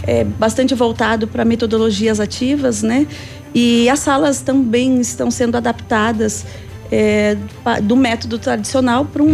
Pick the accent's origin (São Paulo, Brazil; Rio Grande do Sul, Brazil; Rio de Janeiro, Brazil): Rio Grande do Sul, Brazil; also born or lived in Tocantins; now in Pato Branco, Brazil; Eu sou gaúcha, mas uhum. eu estava no norte, eu tá estava no Tocantins